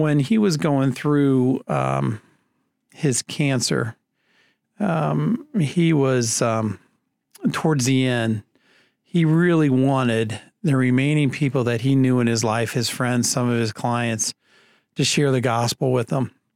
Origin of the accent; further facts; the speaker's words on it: Leo, Indiana, United States; also born or lived in South Carolina; I'm from Leo, Indiana, which is just north of Fort Wayne